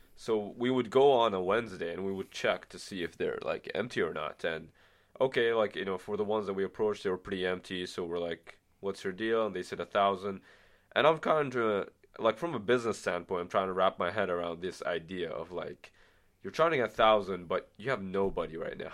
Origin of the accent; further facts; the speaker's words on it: Bahrain; now in Ottawa, Canada; I'm from the Middle East, from a small country called Bahrain